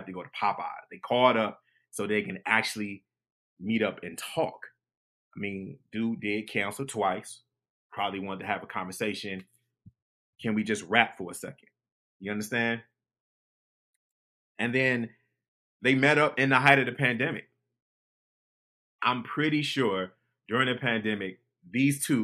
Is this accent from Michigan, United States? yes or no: yes; Detroit, Michigan, United States; I grew up in Detroit